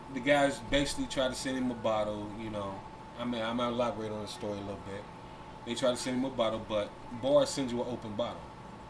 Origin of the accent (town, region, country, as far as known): Cincinnati, Ohio, United States; born or raised there; moved away